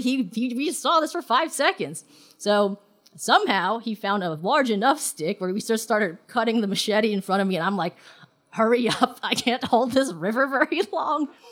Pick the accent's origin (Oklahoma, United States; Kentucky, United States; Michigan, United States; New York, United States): New York, United States; New York City; born or raised there; also born or lived in Hong Kong